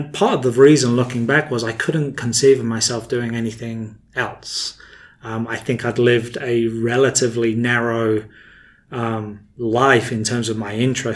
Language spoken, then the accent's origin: English; England, United Kingdom; moved away as an adult; now in United States; as a young person growing up in England